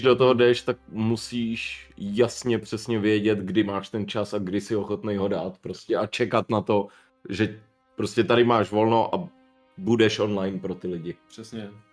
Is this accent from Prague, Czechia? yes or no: yes; Prague, Czechia; my jsme z Prahy